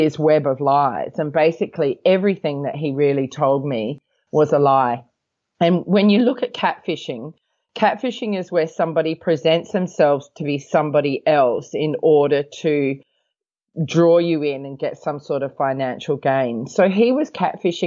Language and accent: English; Australia; now in Hong Kong; I come from Australia. I live in Hong Kong